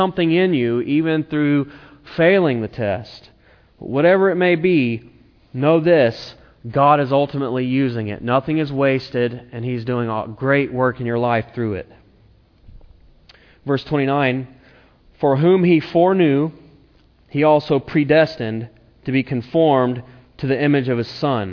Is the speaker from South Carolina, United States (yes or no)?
yes; South Carolina, United States; moved away as an adult; also born or lived in Tennessee; now in Napa, United States; I'm from South Carolina, and I went to a place in Tennessee